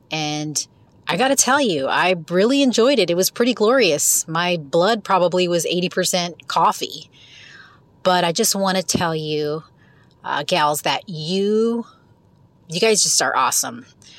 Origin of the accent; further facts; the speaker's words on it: West Coast, United States; also born or lived in Pacific Northwest / Central Florida; now in Florida, United States; I'm from the West Coast, but currently live in Central Florida. Now, I was living in the Pacific Northwest during the height of the whole hipster movement